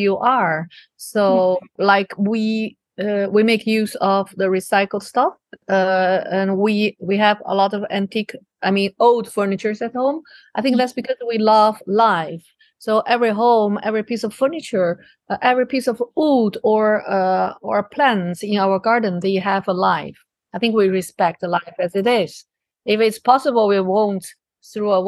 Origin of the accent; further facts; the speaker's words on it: China; also born or lived in Taiwan; now in Netherlands; I grew up in China. I moved around in several places